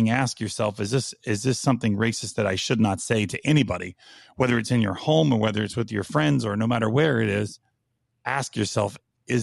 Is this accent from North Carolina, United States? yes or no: yes; North Carolina, United States; where I grew up in North Carolina